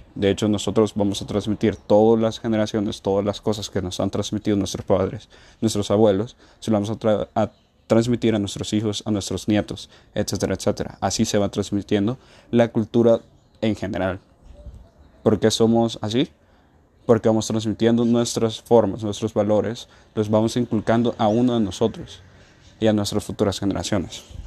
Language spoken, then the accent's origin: Spanish; El Salvador; nuestra civilización como salvadoreños